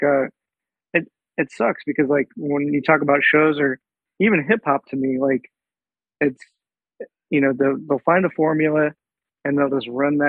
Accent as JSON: {"language": "English", "region": "Kansas", "country": "United States", "moved": "yes", "lives_now": "Austin, United States", "said": "I'm from Kansas originally, but when I was going to move to Austin"}